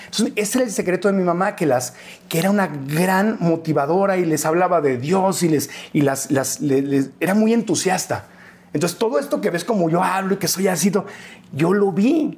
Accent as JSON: {"language": "Spanish", "town": "Tijuana", "region": "Baja California", "country": "Mexico", "tie": "born or raised there", "also_born_or_lived": "Mexico City", "moved": "as an adult", "lives_now": "United States", "said": "nos vinimos aquí a la Ciudad de México, nací en Tijuana, pero nos vinimos aquí"}